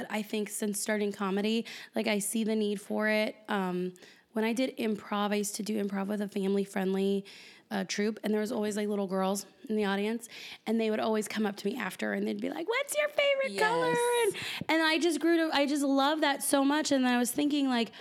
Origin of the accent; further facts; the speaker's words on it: San Diego, California, United States; I'm from San Diego